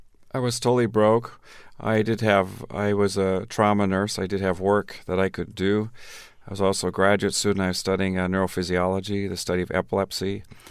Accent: Tanzania; also born or lived in Minnesota; Well, I grew up in Tanzania. I was born in Minnesota, Garrison Keillor stock, Minnesota Norwegian Lutheran. But when I was 3 months old, my parents went to Tanzania.

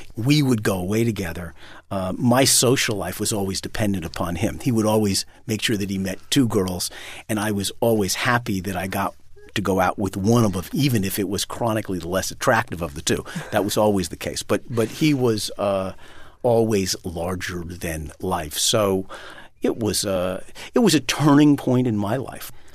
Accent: New York City, New York, United States; moved away as an adult; now in Vermont, United States; been born and raised in Manhattan

